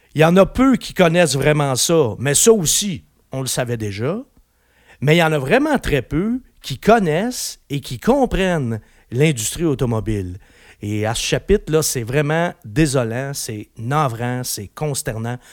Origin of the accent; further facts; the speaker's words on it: Quebec, Canada; chez nous, au Québec